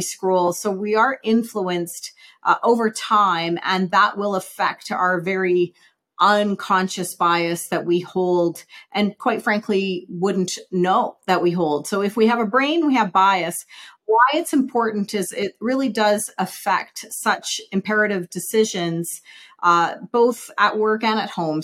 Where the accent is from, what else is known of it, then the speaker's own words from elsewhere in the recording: Saskatoon, Saskatchewan, Canada; moved away as an adult; now in Calgary, Canada; I grew up in Saskatoon, Saskatchewan, and moved to Calgary in 94